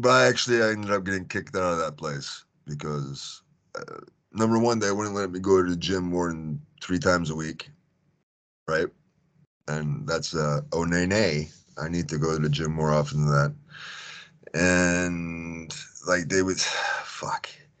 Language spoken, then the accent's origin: English; Tennessee, United States; now in Houston, United States; being me, so from Tennessee, I was living in Houston at the time, Texas, right?